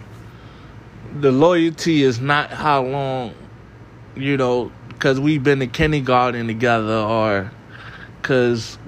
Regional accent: New York City, New York, United States; I was from the Bronx.

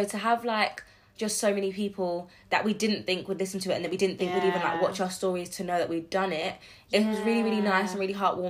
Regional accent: London, United Kingdom; I was born and raised in London as well.

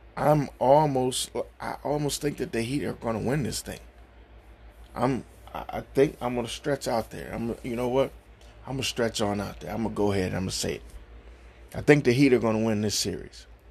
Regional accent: Cleveland, Ohio, United States; I'm from Cleveland. I I'm born and raised here.

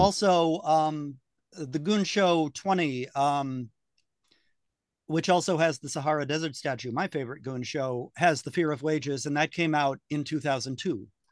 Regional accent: United States; I'm American

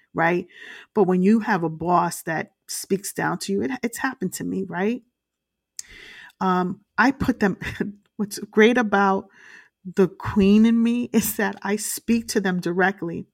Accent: Brooklyn, New York, United States; I grew up in, uh, the streets of Brooklyn, uh, in a very rough neighborhood

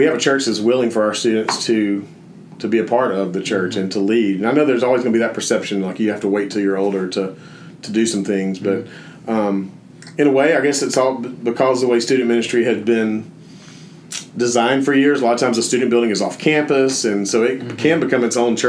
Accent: Jasper, Alabama, United States; moved away as an adult; also born or lived in Birmingham, Alabama; when I moved to Birmingham away from Jasper, I tried to make First Baptist Jasper still be my home church

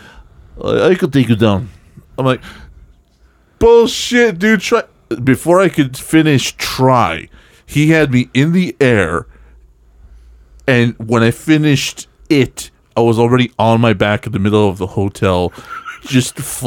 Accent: El Paso, Texas, United States; I grew up in Texas

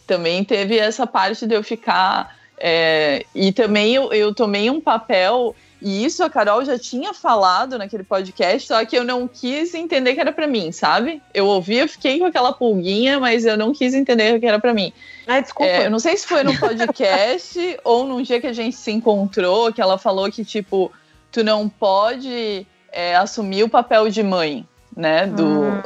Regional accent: São Francisco do Sul, Santa Catarina, Brazil; moved away; also born or lived in Curitiba; São Chico, por exemplo, que é a minha cidade natal

